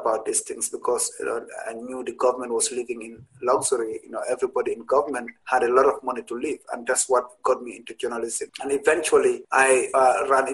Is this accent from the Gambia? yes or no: yes; Gambia; moved away as an adult; now in Providence, United States; I was 27 years old when I came here in 2007. I came straight to Rhode Island, Providence. And I know that looks like I was very young when I was a journalist in Gambia